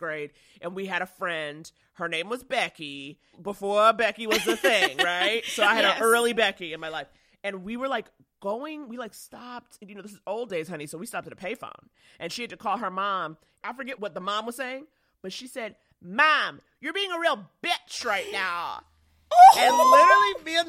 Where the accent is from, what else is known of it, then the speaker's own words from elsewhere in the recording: New York City, New York, United States; I grew up in Harlem